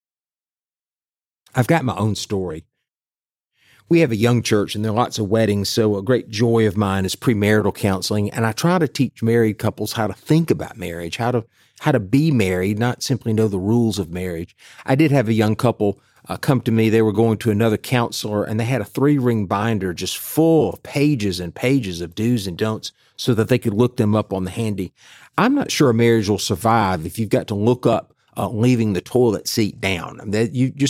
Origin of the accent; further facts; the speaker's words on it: the South, United States; for those of us growing up in the South